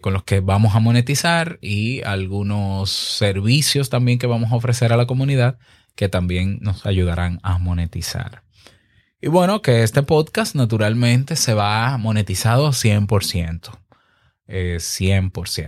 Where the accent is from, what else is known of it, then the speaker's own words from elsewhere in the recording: Dominican Republic; mi país, República Dominicana